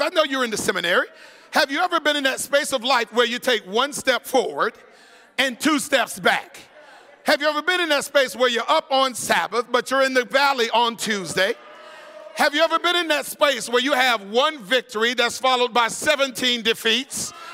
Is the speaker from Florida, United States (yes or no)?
yes; Florida, United States; growing up in Florida